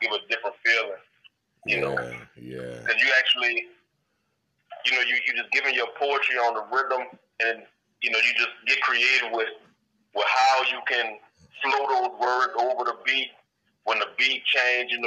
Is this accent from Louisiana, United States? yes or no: yes; New Orleans, Louisiana, United States; now in Colorado, United States; I grew up in the Seven Ward in the east